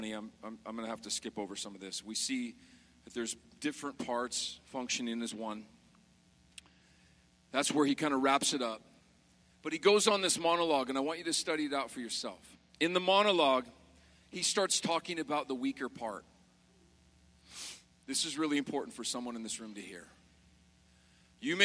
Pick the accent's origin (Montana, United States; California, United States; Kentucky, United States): Montana, United States; moved away as an adult; also born or lived in South Carolina; I was raised in Montana as a kid